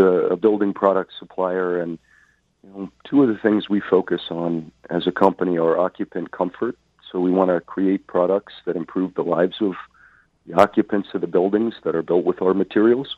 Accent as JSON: {"language": "English", "region": "New York", "country": "United States", "tie": "born or raised there", "moved": "as an adult", "lives_now": "Philadelphia, United States", "said": "I grew up in New York, went to school in Philadelphia"}